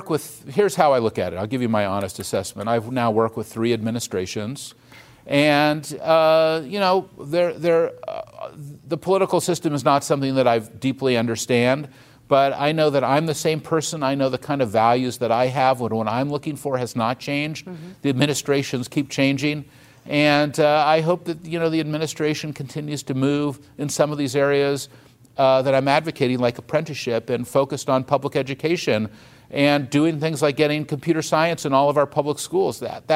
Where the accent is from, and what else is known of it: United States